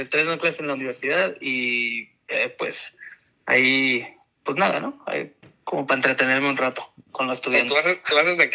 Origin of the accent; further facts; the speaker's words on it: Tijuana, Baja California, Mexico; also born or lived in San Diego; soy de Tijuana, pero pues también por todo el tiempo que pasé en, la, en el área de Tijuana y San Diego